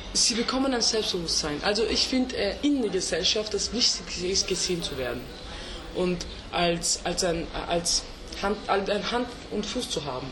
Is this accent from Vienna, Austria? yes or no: yes; Vienna, Austria; first language Turkish; German is a second language; ich bin Österreicher mit türkischen Wurzeln